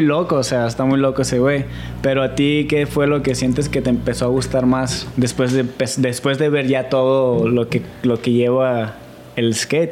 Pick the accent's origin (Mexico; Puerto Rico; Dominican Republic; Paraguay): Mexico